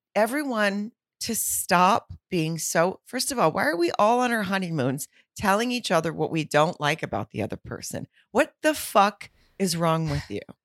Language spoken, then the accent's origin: English; Fayetteville, Arkansas, United States; right outside of my hometown of Fayetteville